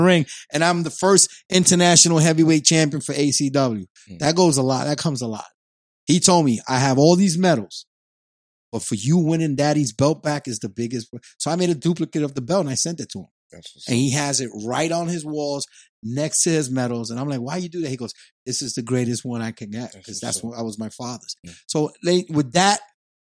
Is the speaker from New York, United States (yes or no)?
yes; New York, United States; I had 3 strikes against me growing up in New York. I'm young. I was young. I was a Puerto Rican